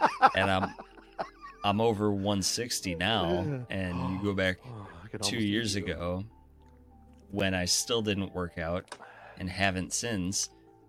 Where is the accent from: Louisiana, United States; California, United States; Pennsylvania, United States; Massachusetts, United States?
Massachusetts, United States; Boston; Of course I'm from Boston. Where else do you expect a woman like this to come?